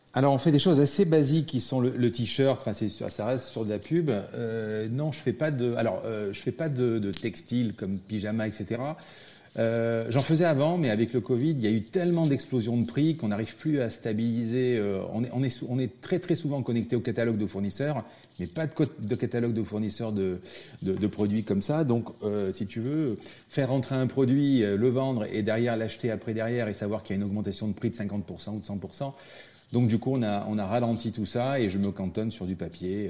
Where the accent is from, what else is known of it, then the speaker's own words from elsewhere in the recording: France; je suis français